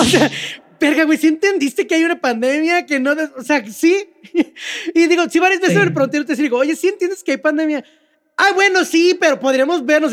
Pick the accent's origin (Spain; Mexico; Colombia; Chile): Mexico